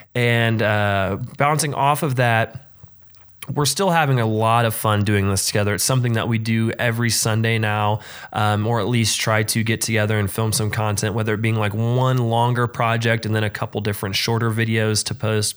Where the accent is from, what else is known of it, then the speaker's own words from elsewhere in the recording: Frankfort, Indiana, United States; moved away; going back home to Frankfort, Indiana